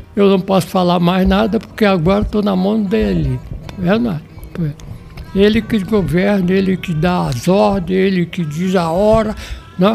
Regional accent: Nilópolis, Rio de Janeiro, Brazil; Eu nasci no município de Nilópolis, que é estado do Rio

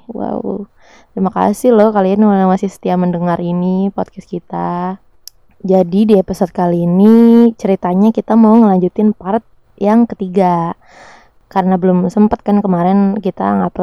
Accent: Makassar, South Sulawesi, Indonesia; kalau gue kan orang Makassar ya tapi gue nggak ada logat-logat Makassarnya sama sekali

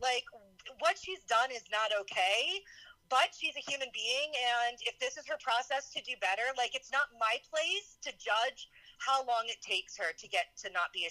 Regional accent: New Orleans, Louisiana, United States; I grew up right outside of New Orleans, just as she did. Though New Orleans is an extremely diverse town, we lived in strictly white suburbs. Like, Black people did not live in the city that I grew up in.

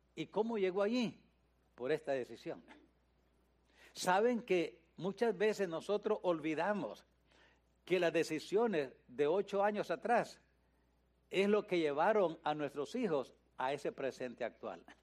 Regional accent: Nicaragua; moved away as an adult; now in United States; cuando vine de Nicaragua

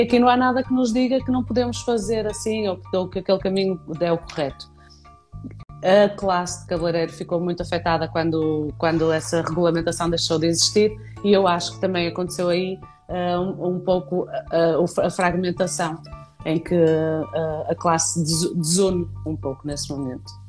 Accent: Vila Nova de Famalicão, Norte, Portugal; moved away as an adult; now in Viana do Castelo, Portugal; Famalicão era é a minha cidade natal que é muito pertinho do Porto

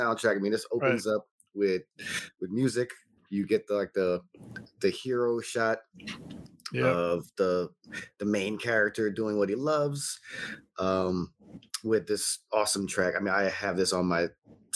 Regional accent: New York, United States; also born or lived in Belgium / Jamaica; not in New York with my mom

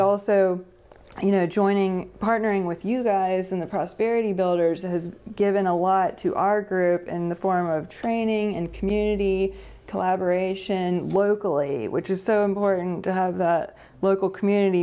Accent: Greensboro, North Carolina, United States; I grew up in Greensboro, um, born and raised here.

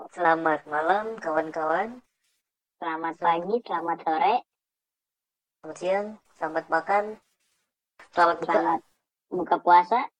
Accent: Indonesia; gua … gua dari Indonesia deh biar sama kayak lo

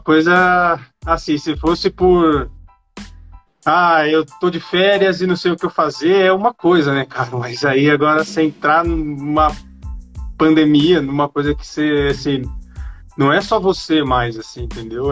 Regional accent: São Paulo, Brazil; moved away; also born or lived in São Bernardo do Campo; Eu nasci aqui em São Paulo. Tô morando até perto de onde eu nasci

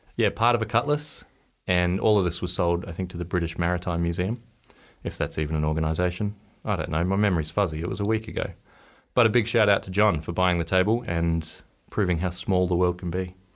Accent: Norfolk Island; I grew up on Norfolk Island

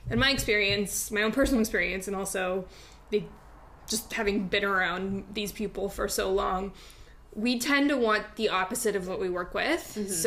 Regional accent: Reno, Nevada, United States; also born or lived in New York; when I'm in the U.S., I am in my hometown in Reno, Nevada, most of the time. I came here by way of eight years in New York, where I owned a bakery.

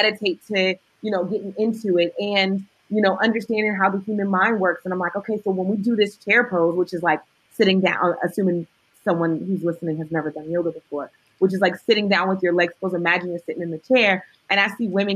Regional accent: Oakland, California, United States; I'm from the hood. I'm from West Oakland, California

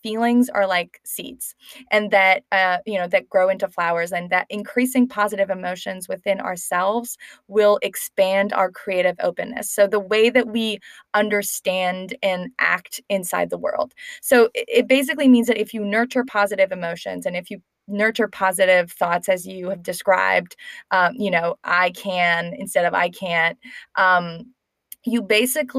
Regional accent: Canada; moved away; both from Canada

